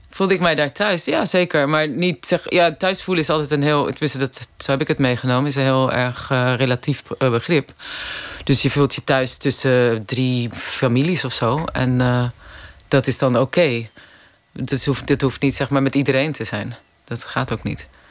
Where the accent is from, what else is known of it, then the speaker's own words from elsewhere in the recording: Hendrik-Ido-Ambacht, South Holland, Netherlands; moved away as an adult; also born or lived in Rotterdam / London; ik ben daar in de, 60, 70 jaren opgegroeid